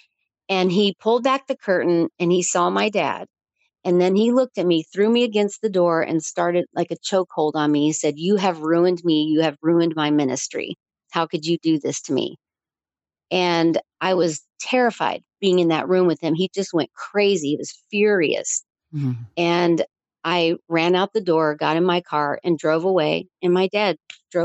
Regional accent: Chattanooga, Tennessee, United States; moved away; I was born in Chattanooga

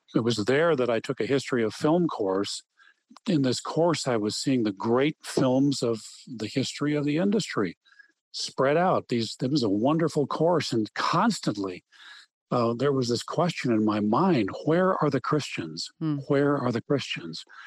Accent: Wheaton, Illinois, United States; having grown up in Wheaton, Illinois

